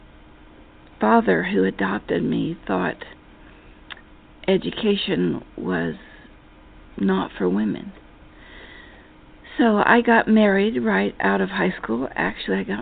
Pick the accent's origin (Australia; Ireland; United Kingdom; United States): United States; Appalachia; moved away; I was from Appalachia. I went to a four-room schoolhouse.